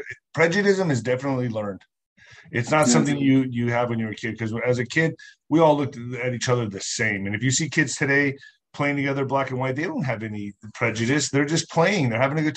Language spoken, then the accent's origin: English; El Paso, Texas, United States; also born or lived in Ciudad Juárez, Mexico; I grew up here in El Paso, Texas, border Ciudad Juarez. And I grew up on both sides of the border.